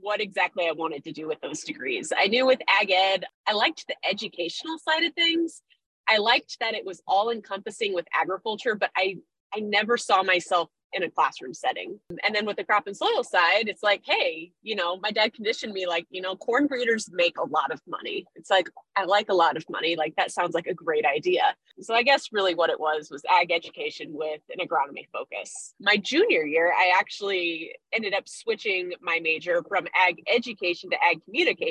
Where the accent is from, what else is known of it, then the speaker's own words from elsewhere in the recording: Central Illinois, United States; also born or lived in St. Louis; I grew up in Central Illinois